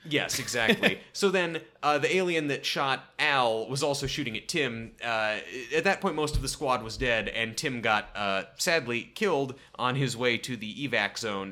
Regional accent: Portland, Oregon, United States; born or raised there

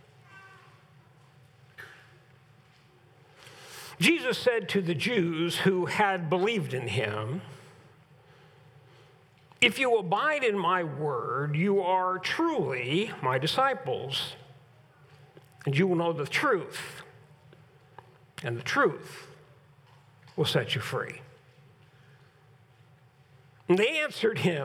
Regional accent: United States; we enjoy as being Americans

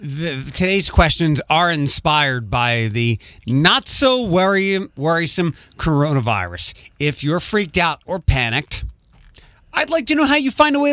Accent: Philadelphia, Pennsylvania, United States; accent: Philadelphia; moved away; Growing up in Philadelphia, we had our accents, and it's kind of close to New York.

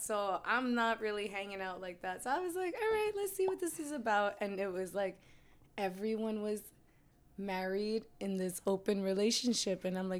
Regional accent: New York City, New York, United States; also born or lived in Barranquilla, Colombia / Harlem, New York; I've been I'm from Colombia, and I grew up in Jamaica, Queens. And I've been living in Harlem for about 20 years now.

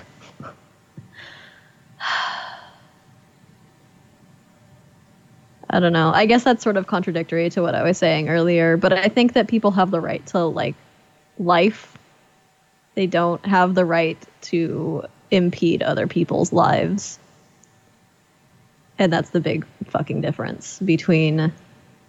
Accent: United States; we're American

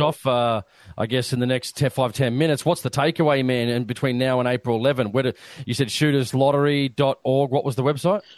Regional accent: Australia; us being Australian

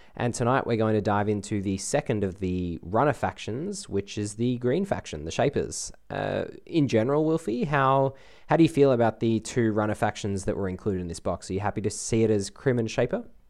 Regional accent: Australia

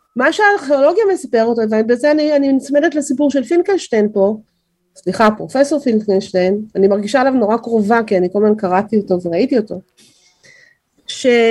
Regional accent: Israel; אני גדלתי פה, נולדתי פה, חינכתי פה

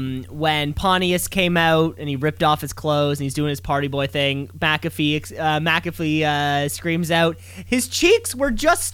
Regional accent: Canada; it makes me feel good as a Canadian

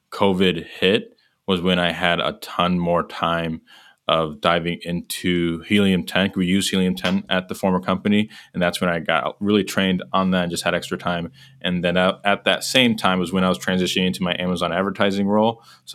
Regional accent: Chicago suburbs, Illinois, United States; moved away as an adult; now in Indianapolis, United States; Born and raised in Chicago suburbs.

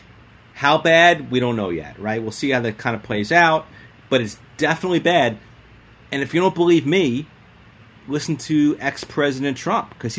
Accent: New York City, New York, United States; I'm a New York City guy

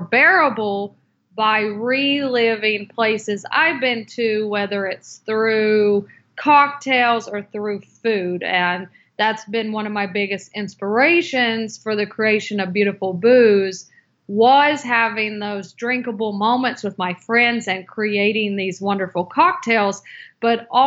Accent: North Carolina, United States; moved away; also born or lived in Seattle; I'm from North Carolina

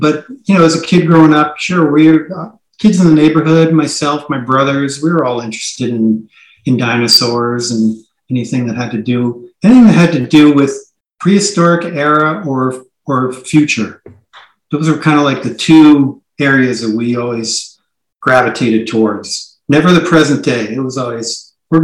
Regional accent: New Jersey, United States; moved away; also born or lived in Bay Area, California / Montana; I grew up on the East Coast in New Jersey

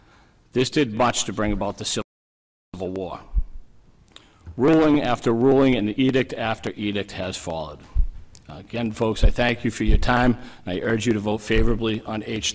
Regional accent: Plymouth, Massachusetts, United States; I'm from Plymouth, Massachusetts.

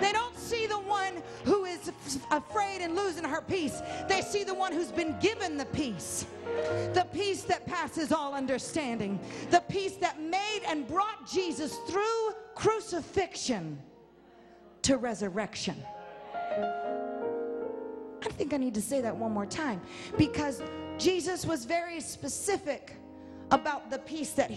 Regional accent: the South, United States; I grew up in the South

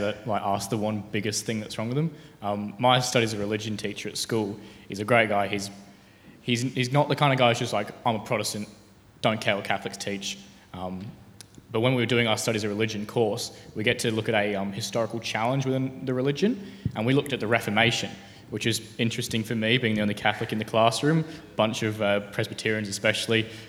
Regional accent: Tasmania, Australia; I'm from Tasmania.

